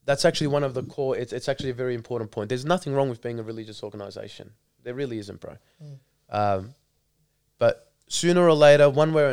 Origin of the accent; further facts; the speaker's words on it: Melbourne, Victoria, Australia; growing up in Melbourne